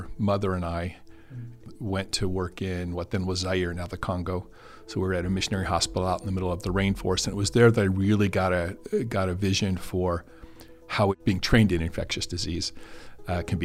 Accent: Hebron, Nebraska, United States; now in Lincoln, United States; I grew up in Hebron, Nebraska, about 90 miles south and west of Lincoln

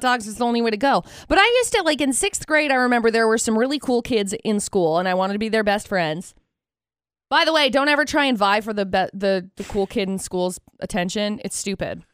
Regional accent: Tremont, United States; I grew up in Tremont

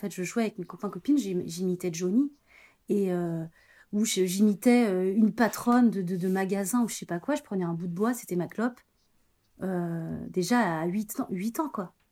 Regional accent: Angers, Pays de la Loire, France; also born or lived in Paris / Brussels / Aix-en-Provence; Ouais, je suis d'Angers, ouais. Et après, j'avais été, j'ai, habité Paris, Bruxelles, Aix-en-Provence. donc, j'ai beaucoup, enfin, j'ai pas mal bougé.

